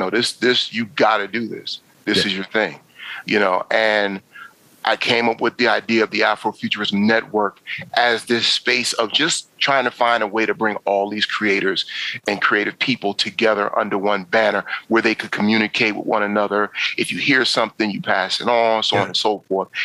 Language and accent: English; New York, United States; now in DC area, United States; for the longest, DMV meant Department of Motor Vehicles, because I'm from New York